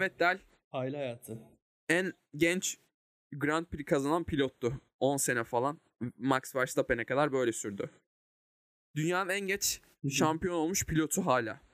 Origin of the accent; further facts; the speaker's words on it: Turkey; biz de Ege Akdeniz kıyılarında bir Akdeniz insanıyız.